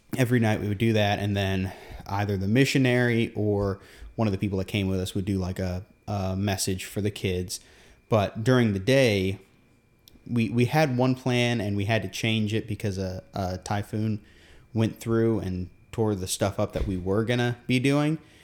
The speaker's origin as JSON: {"language": "English", "country": "Guam", "tie": "born or raised there", "said": "we grew up on Guam"}